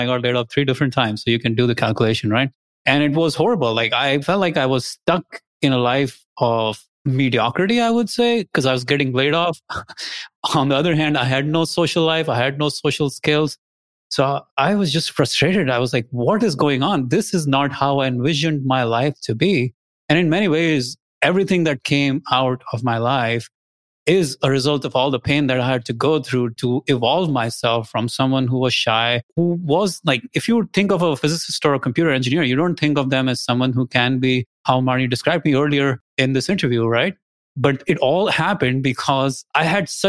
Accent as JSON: {"language": "English", "country": "India", "also_born_or_lived": "Austin, Texas", "moved": "as an adult", "lives_now": "United States", "said": "I'm originally from India. I came here, I got my graduate degrees."}